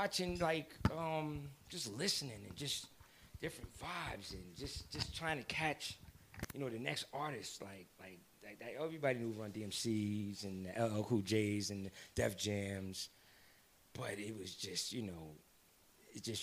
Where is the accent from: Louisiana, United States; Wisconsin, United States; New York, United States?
New York, United States; New Rochelle; I'm from New Row